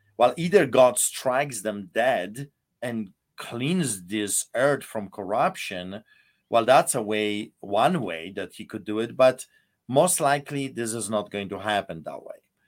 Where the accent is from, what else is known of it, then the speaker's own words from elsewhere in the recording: Poland; moved away as an adult; now in Alberta, Canada; I lived in Poland, and I, I grew up in Poland